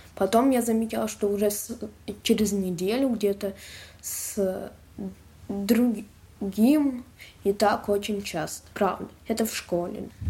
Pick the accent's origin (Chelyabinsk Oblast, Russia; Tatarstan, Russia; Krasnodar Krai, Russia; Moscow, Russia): Moscow, Russia; я из Москвы